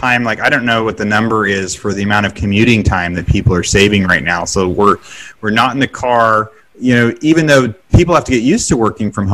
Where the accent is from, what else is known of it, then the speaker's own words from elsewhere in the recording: West Coast, United States; now in Texas, United States; I'm from West Coast and now Texas